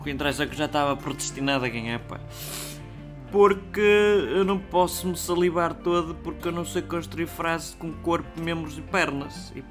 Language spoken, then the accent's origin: Portuguese; Norte, Portugal; eu sou lá do Minho e eu gosto de andar à batatada